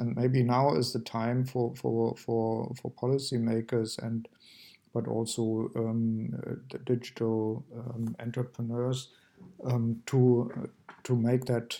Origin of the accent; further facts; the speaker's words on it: Germany; I come from Germany and from East Germany.